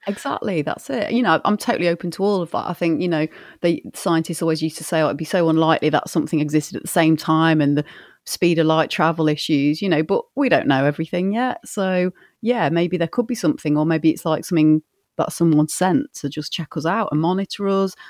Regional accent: Grimsby, Yorkshire and the Humber, United Kingdom; one had popped up in Grimsby, which is, like, seven miles north of where I am. That's, like, my hometown

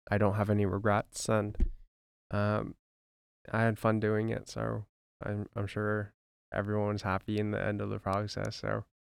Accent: White Rock, British Columbia, Canada; we came from White Rock, B C

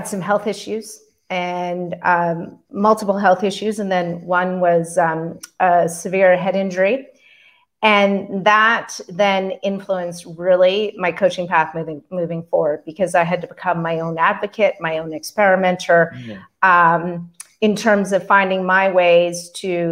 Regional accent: Canada; also born or lived in Calgary, Alberta; I'm a Canadian. I live in Calgary, Alberta

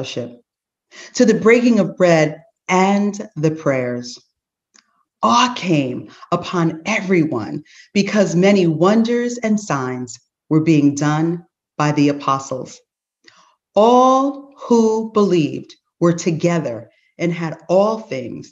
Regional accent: Teaneck, New Jersey, United States; the unique experiences we had growing up in Teaneck

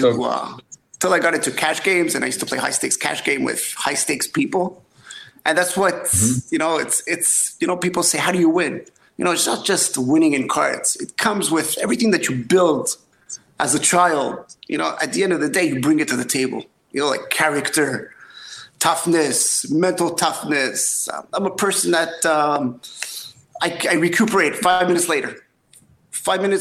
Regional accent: Montreal, Quebec, Canada; I'm born and raised in Montreal

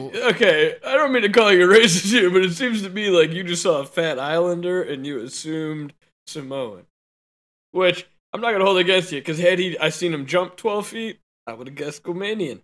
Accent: Guam; I'm from Guam.

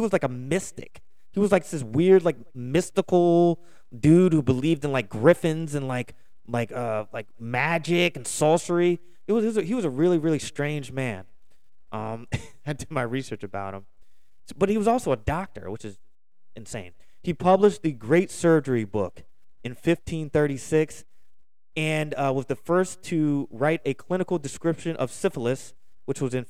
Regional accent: Philadelphia, Pennsylvania, United States; I'm going to pronounce a lot of things wrong because I'm from Philly

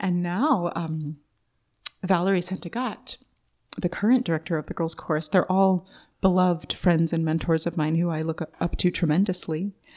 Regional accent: Oakland, California, United States; I grew up near the Big Lake in central Oakland, Lake Merritt

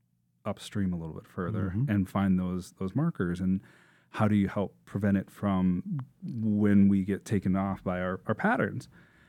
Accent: Columbia Heights, Minnesota, United States; And I grew up in Columbia Heights, Northeast Minneapolis.

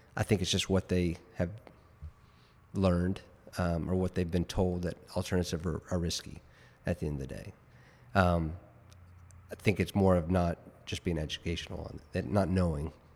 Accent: Richardson, Texas, United States; also born or lived in New Jersey; now in Dallas, United States; Born and raised in Richardson

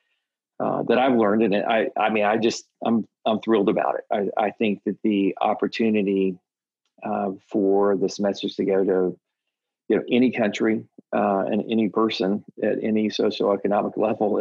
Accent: Texas, United States; I'm a Texan

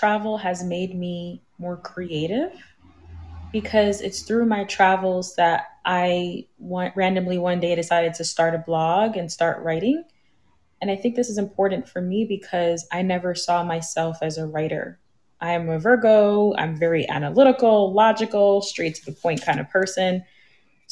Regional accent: New York City, New York, United States; I grew up in the Bronx, in the city

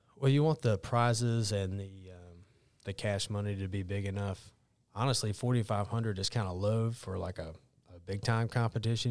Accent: Cleveland County, North Carolina, United States; I grew up in Cleveland County

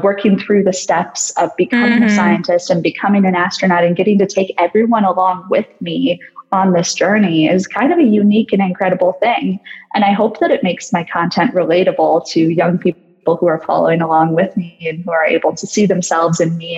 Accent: United States; I'm American

